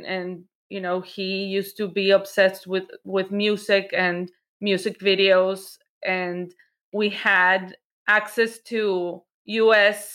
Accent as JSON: {"language": "English", "country": "Mexico", "tie": "born or raised there", "moved": "yes", "lives_now": "United States", "said": "I'm originally born and raised in Mexico"}